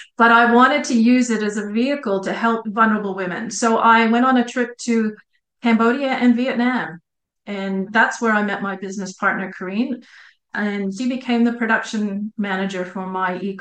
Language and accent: English; Montreal, Quebec, Canada; accent: Canadian; moved away as an adult; also born or lived in New Zealand; now in Australia; the city of 3 million people, Montreal, where I grew up